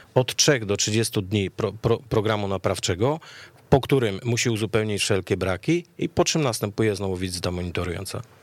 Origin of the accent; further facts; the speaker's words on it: Lesser Poland, Poland; ja jestem z Małopolski